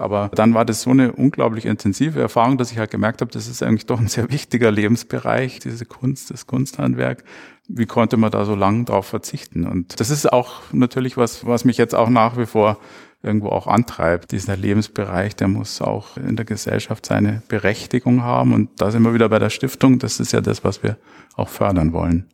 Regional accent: Munich, Bavaria, Germany; ich bin 1960 in München geboren und aufgewachsen

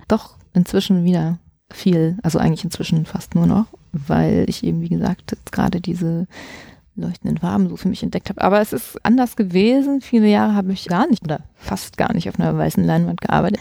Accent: Dresden, Saxony, Germany; Ich komme aus Dresden, ich bin in der DDR geboren und aufgewachsen

